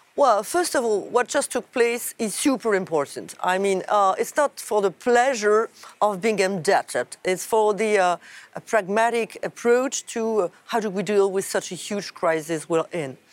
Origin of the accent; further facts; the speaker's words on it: France; my home country, France